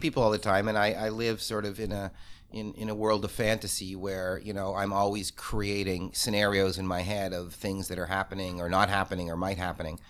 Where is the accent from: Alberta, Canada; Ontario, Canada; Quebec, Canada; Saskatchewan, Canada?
Ontario, Canada; Toronto; I grew up in Toronto. For the first years at my camp, I was the only Torontonian